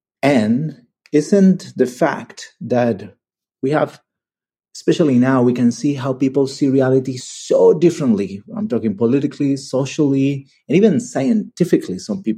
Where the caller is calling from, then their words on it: Barcelona, Catalonia, Spain; English is a second language; I am a listener from Barcelona.